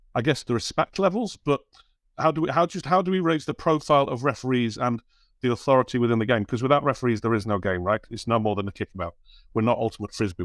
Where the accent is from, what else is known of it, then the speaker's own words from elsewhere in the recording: United Kingdom; as a Brit